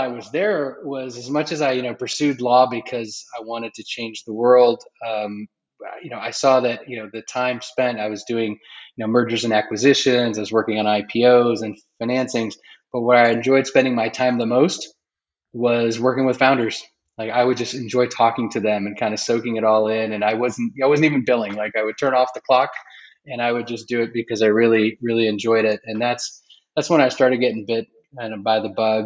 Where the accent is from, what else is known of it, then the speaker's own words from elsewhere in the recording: Bay Area, California, United States; also born or lived in Israel; grew up in the U.S., mainly in the Bay Area